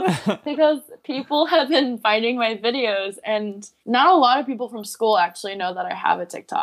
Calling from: near Chicago, Illinois, United States; I'm calling from Chicago. Well, not Chicago, but near Chicago-ish.

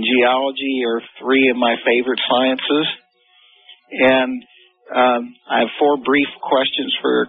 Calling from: Goshen, Indiana, United States; from Goshen, Indiana, between South Bend and Fort Wayne.

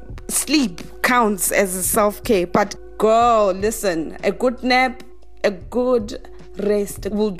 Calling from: Johannesburg, Gauteng, South Africa; I am calling you from Johannesburg, South Africa.

